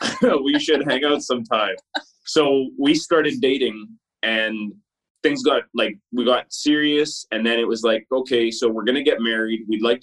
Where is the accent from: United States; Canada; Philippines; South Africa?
Canada; Manitoba; moved away as an adult; now in Abbotsford, Canada; I am a Manitoban born Canadian.